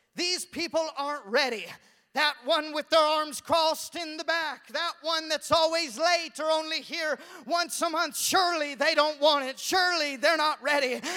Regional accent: Canada; moved away; also born or lived in Walla Walla; I was from Canada in high school

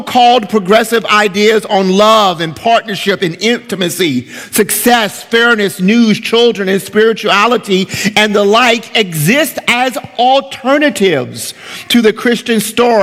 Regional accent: United States; As American believers

